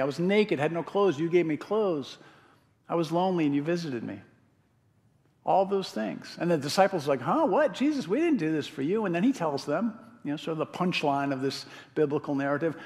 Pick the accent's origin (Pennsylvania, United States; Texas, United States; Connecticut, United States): Connecticut, United States; now in Madison, United States; When I was a kid growing up in Connecticut, my dad used to go to this place called Spicebush Swamp in West Hartford, Connecticut